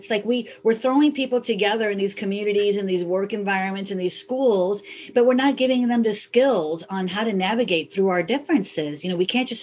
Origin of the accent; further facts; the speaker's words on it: Chicago, Illinois, United States; I was born and raised in Chicago